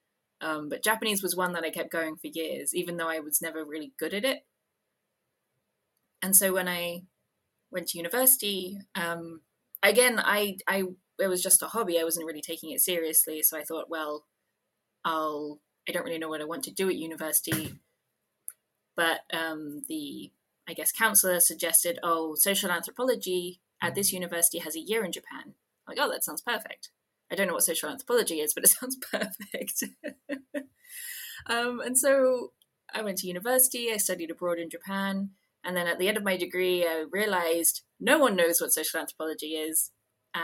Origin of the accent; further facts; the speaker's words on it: United Kingdom; because I'm British